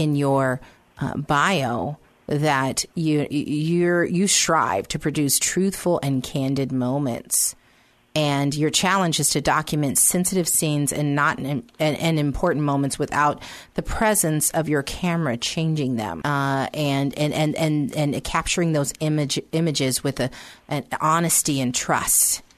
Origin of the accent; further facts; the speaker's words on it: United States; me as an American